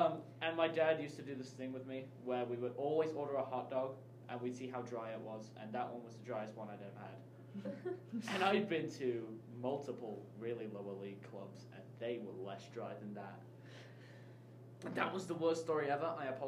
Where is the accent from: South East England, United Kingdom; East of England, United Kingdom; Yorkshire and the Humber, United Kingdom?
Yorkshire and the Humber, United Kingdom; Grimsby; The town that I lived in for most of my life was Grimsby.